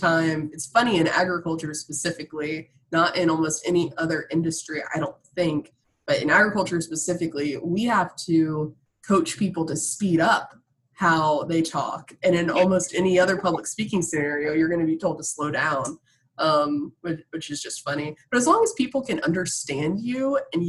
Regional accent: New Smyrna Beach, Florida, United States; now in Washington, D.C., United States; I grew up in the shark bite capital of the world, New Smyrna Beach

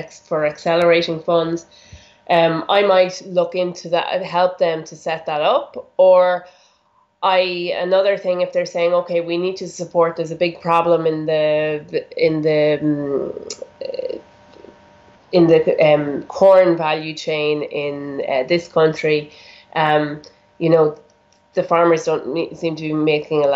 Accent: Ireland; moved away as an adult; also born or lived in Germany / Rwanda; I'm Irish, born in Ireland, and I lived there for the first 20 years of my life.

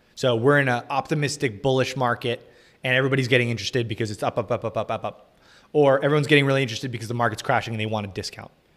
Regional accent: United States; I'm American

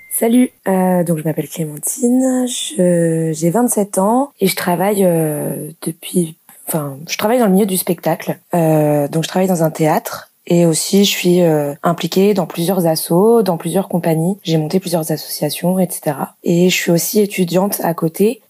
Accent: Lyon, Auvergne-Rhône-Alpes, France; moved away as an adult; now in Toulouse, France; je suis de Lyon j'ai déménagé à Toulouse

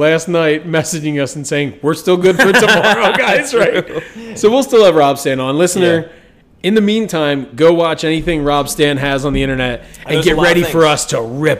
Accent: New Jersey, United States; also born or lived in Indiana; I'm from South Jersey. We're really close to Philadelphia.

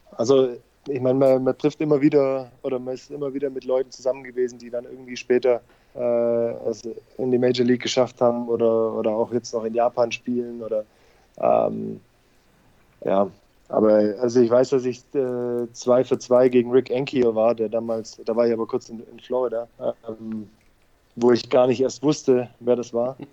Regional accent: Leonberg, Baden-Württemberg, Germany; moved away as an adult; also born or lived in Stuttgart / United States / South Africa / Netherlands; now in Heidenheim, Germany; Ich bin ja sogar gebürtiger Stuttgarter, äh, nur aufgewachsen ja. in Leonberg

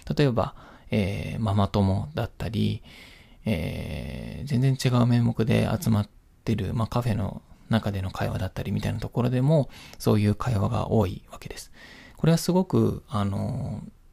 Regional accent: Kyoto, Japan; moved away as an adult; also born or lived in Ichikawamisato, Yamanashi; 私は、まあ、京都で生まれ育ち、親も京都出身ということもあって

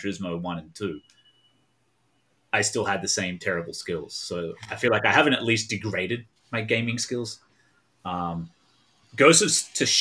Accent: Australia; moved away as an adult; also born or lived in Melbourne, Australia; now in United States; I am Australian. I live in America now

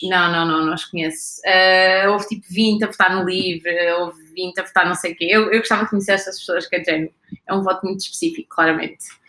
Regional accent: Gouveia, Centro, Portugal; now in Lisbon, Portugal; eu sou de um sítio um, no meio da Serra das Telas, chamado Gouveia

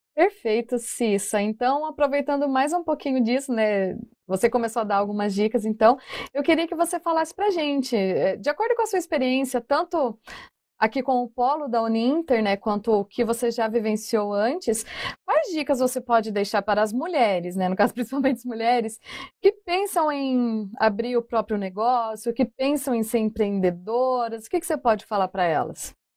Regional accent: Ibaiti, Paraná, Brazil; Jacarezinho, perto da minha cidade, lá de onde eu sou, Ibaiti.

